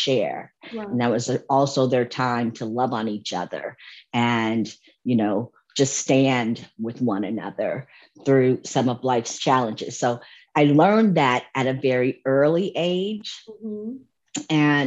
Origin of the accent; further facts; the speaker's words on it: Santa Monica, California, United States; moved away as an adult; now in Dallas, United States; I am born and raised in Santa Monica, California, and proud of it.